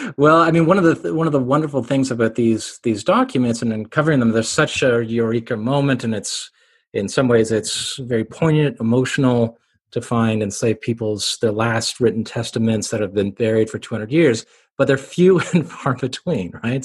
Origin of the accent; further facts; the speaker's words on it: Canada; also born or lived in Cambridge, England; I'm Canadian